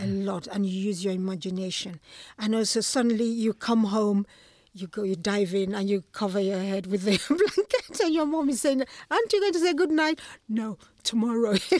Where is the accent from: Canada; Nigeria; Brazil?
Nigeria; moved away as an adult; now in London, United Kingdom; Nigeria, yes. I was born in Nigeria